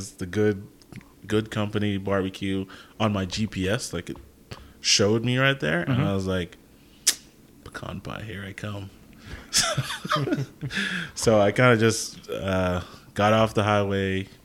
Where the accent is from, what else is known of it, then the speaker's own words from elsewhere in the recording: Jamaica; moved away; I'm Jamaican, grew up in Jamaica, so I grew up watching people make jerk chicken